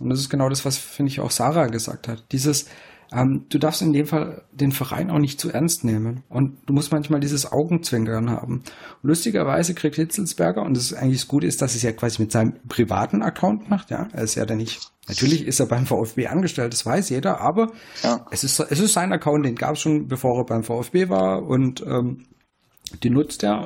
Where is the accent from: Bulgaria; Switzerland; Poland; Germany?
Germany; Swabia; Ich als Schwabe